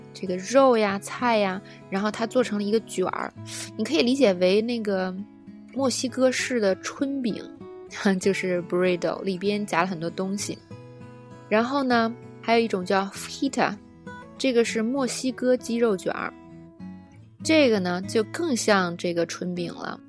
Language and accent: Chinese; China; 作为中国人